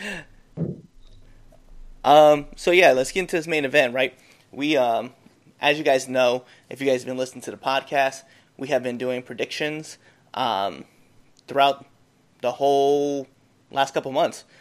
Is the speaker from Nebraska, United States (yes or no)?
yes; Nebraska, United States; we're from Nebraska